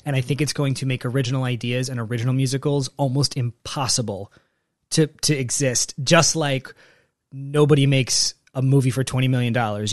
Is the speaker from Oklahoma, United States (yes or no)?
no; Texas, United States; moved away; I, I grew up in Texas where we had tornadoes